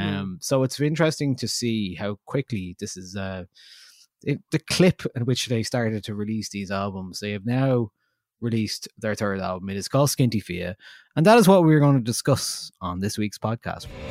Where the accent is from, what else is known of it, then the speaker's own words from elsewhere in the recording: Ireland; as Irish people